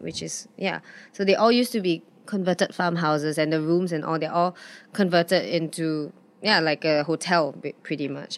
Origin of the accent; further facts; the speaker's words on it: Singapore; also born or lived in London; growing up in Singapore, it was, it's some, rent is something I never have to worry about.